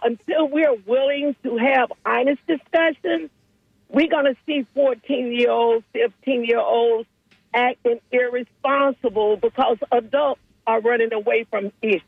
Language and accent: English; Tampa, Florida, United States; calling from Tampa.